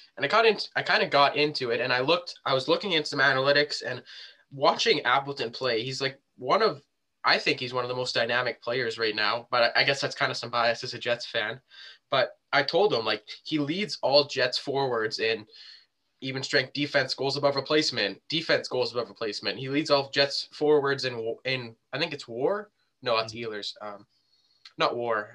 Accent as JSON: {"language": "English", "country": "Canada", "said": "we're both Canadian here."}